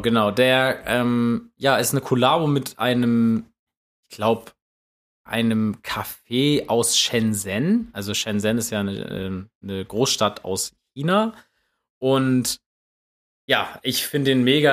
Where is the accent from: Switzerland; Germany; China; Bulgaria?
Germany; als, als Deutscher